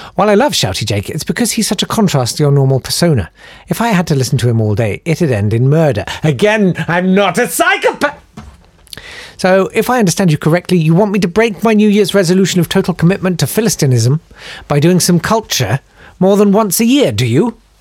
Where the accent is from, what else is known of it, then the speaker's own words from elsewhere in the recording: United Kingdom; we're British